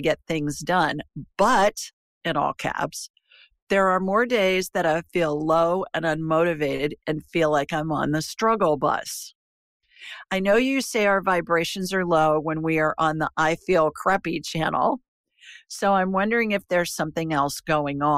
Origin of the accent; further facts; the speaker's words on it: Worthington, Ohio, United States; moved away as an adult; now in Alabama, United States; I grew up in Worthington, right next to Westerville, both suburbs of Columbus, Ohio.